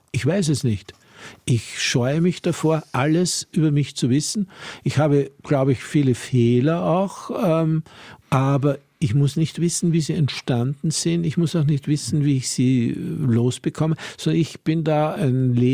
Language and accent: German; Salzburg, Austria; born or raised there